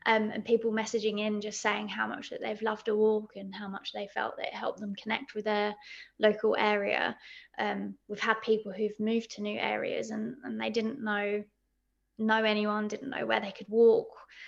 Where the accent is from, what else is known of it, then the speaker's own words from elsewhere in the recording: Crystal Palace, London, United Kingdom; Because I'm actually from Crystal Palace, so the Crystal Palace walks are my favourite local walks as well to do, because I can walk to Dulwich and I can also walk to Forest Hill and Sydenham